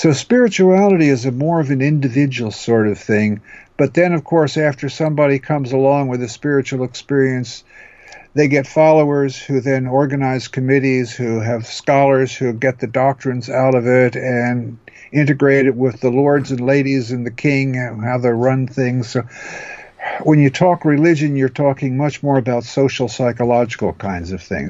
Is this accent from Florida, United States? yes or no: no; New Jersey, United States; now in California, United States; I was raised as a Lutheran as a child back in New Jersey